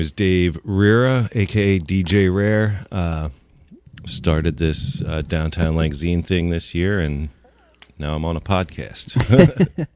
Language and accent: English; New Holland, Pennsylvania, United States; also born or lived in Long Island, New York / Lancaster, Pennsylvania / Millersville, Pennsylvania / Lititz, Pennsylvania; I grew up more in the New Holland area